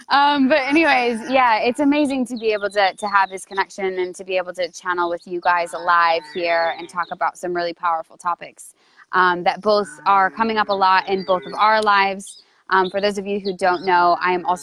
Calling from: Goa, India; I'm tuning in from India.

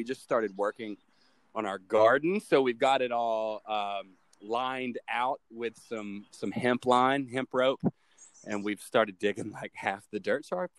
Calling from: High Point, North Carolina, United States; Calling in from the triad of North Carolina, High Point, North Carolina.

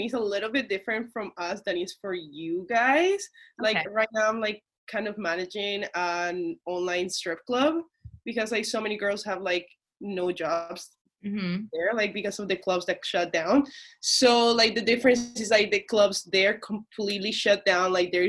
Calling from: Toronto, Ontario, Canada; I'm calling from Toronto, Canada.

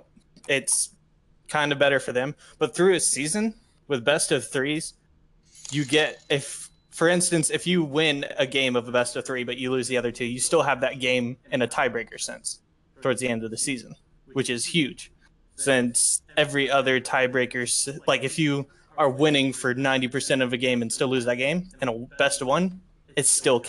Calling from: Cumming, Georgia, United States; I'm calling from Cumming, Georgia. It's just outside Atlanta

